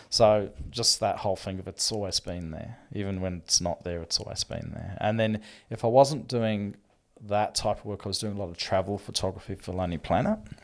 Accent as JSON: {"language": "English", "town": "Melbourne", "region": "Victoria", "country": "Australia", "tie": "born or raised there", "said": "we grew up in Melbourne"}